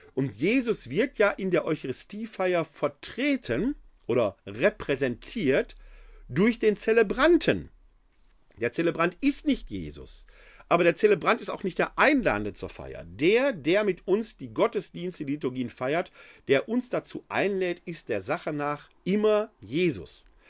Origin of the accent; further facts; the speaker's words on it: Ruhr area, North Rhine-Westphalia, Germany; moved away as an adult; now in Wuppertal, Germany; Gebürtig komme ich aus dem Ruhrgebiet